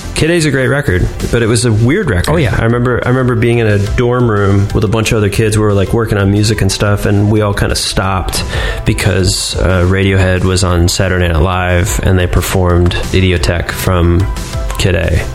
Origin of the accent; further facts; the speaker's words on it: Cleveland, Ohio, United States; I grew up in Cleveland, Ohio.